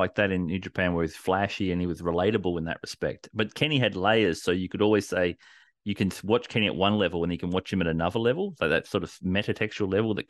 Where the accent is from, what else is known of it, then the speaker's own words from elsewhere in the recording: Australia; We're Australian. It's built into us.